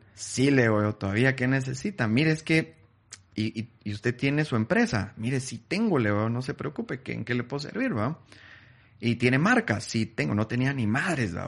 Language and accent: Spanish; Guatemala City, Guatemala Department, Guatemala; yo nací en, en Guate